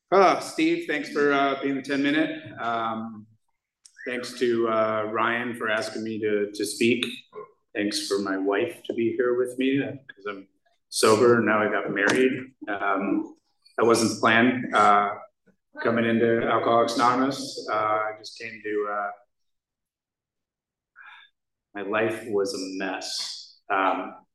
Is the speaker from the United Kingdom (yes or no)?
yes; Scotland, United Kingdom; now in United States; when I was raised in Scotland, and I was a Scottish Jew